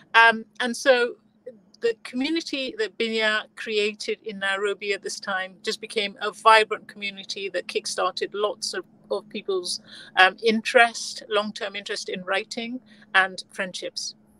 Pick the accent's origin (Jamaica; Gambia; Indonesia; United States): Gambia; I was born in the Gambia